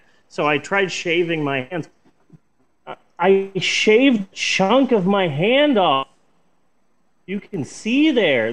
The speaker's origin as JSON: {"language": "English", "area": "Oklahoma", "region": "Midwest", "country": "United States", "said": "as a Midwesterner, as someone who lives in Oklahoma"}